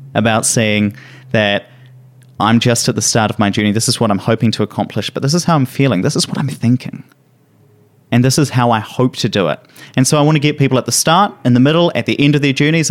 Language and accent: English; Hawera, Taranaki, New Zealand; moved away; I went back down to my hometown, uh, in Taranaki. So Taranaki is a region in New Zealand